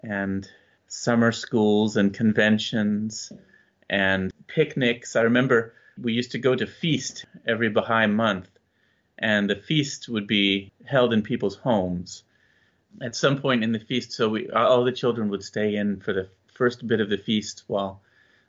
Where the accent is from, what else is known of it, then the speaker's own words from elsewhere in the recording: Lafayette, Indiana, United States; I grew up in Lafayette, Indiana